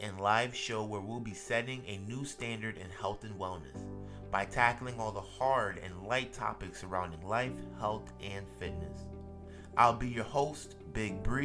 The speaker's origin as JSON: {"language": "English", "town": "Fort Lauderdale", "region": "Florida", "country": "United States", "tie": "born or raised there", "said": "I'm a Florida native, born and raised in Fort Lauderdale, Florida"}